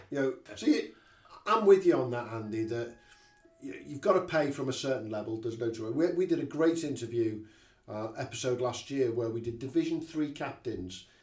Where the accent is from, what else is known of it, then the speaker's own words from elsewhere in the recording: South Wingfield, East Midlands, United Kingdom; I'm South Wingfield lad.